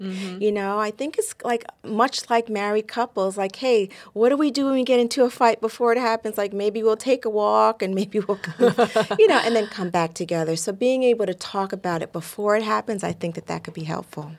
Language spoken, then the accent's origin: English; New York, United States; Growing up in New York in the 70s